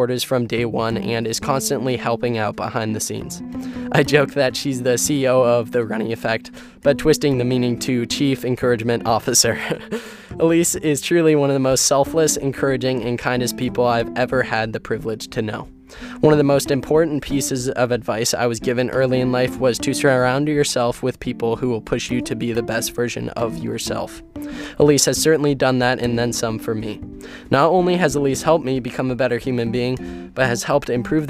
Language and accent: English; Erie, Pennsylvania, United States; I grew up in Erie, Pennsylvania, and Erie is one of the snowiest towns in America.